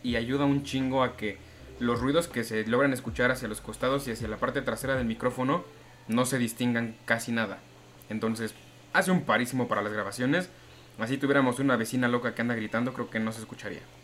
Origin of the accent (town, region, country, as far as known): Mexico